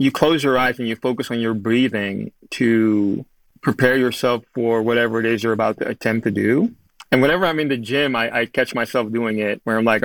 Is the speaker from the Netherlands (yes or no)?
yes; Amsterdam, North Holland, Netherlands; moved away as an adult; now in Studio City, United States; growing up in Amsterdam